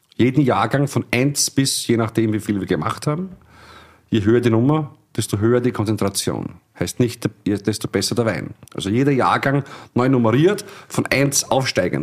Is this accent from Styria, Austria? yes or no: no; Illmitz, Burgenland, Austria; Ilmitz, meine Heimatgemeinde, zweieinhalbtausend Einwohner